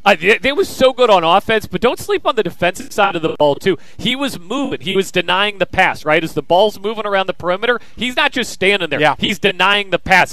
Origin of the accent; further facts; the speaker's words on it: Kansas, United States; moved away as an adult; now in Virginia, United States; I grew up in Kansas. I moved out to Virginia